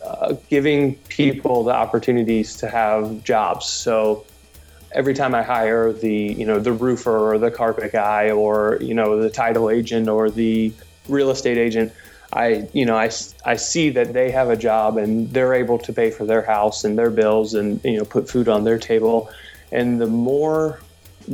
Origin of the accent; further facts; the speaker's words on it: Cincinnati, Ohio, United States; I was born and raised in Cincinnati